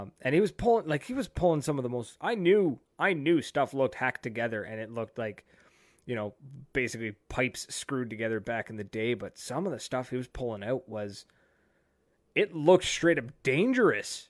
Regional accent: Canada; being a Canadian in California

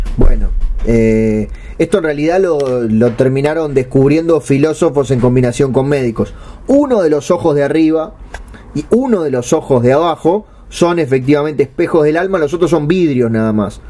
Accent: Uruguay; yo como soy uruguayo

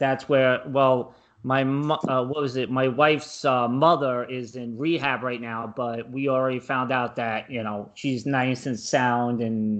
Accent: New York City, New York, United States; I grew up in Brooklyn

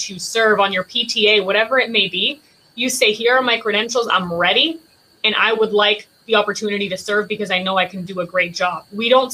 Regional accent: Palm Springs, Florida, United States; also born or lived in San Germán, Puerto Rico; I was born in Puerto Rico in San Germán, and I moved to Palm Beach County when I was 7 years old.

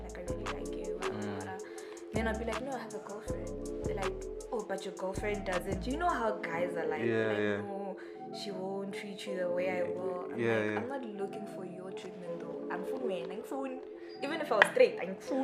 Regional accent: Bushbuckridge, Mpumalanga, South Africa; I am from Bushbuckridge

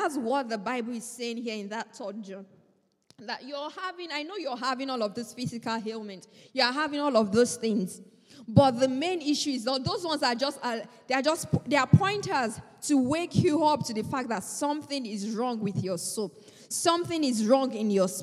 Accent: Nigeria; moved away; I am a Nigerian

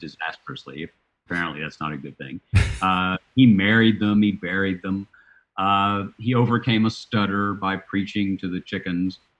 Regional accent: Chattanooga, Tennessee, United States; I was working for the Chattanooga Times, my hometown newspaper

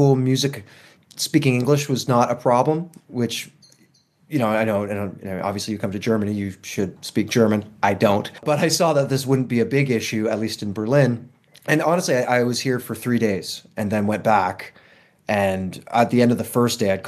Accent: Toronto, Ontario, Canada; moved away as an adult; also born or lived in Los Angeles; I'm from Toronto, Canada.

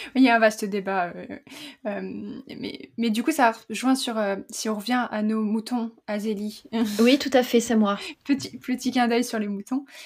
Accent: central France, France; le, patois de, de, chez nous, dans le centre de la France

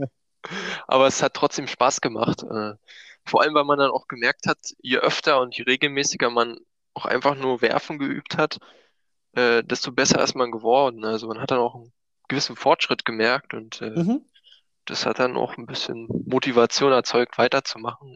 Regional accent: Eisenhüttenstadt, Brandenburg, Germany; also born or lived in Berlin; Ich komme aus der Nähe von Berlin, äh, Nähe von Frankfurt-Oder. Bin mhm. ich aufgewachsen im schönen Brandenburg, nahe an der polnischen Grenze.

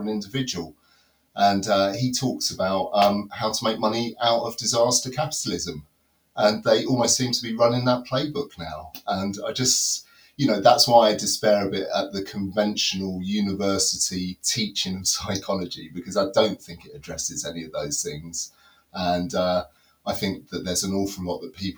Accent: London, United Kingdom; also born or lived in Reading / Nottinghamshire; now in Derbyshire, United Kingdom; I was originally grew up in the top of London

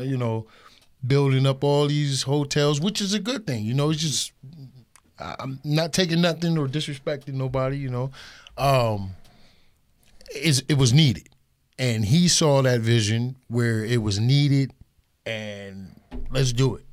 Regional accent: Erie, Pennsylvania, United States; I grew up in Erie all my life, forty-six years

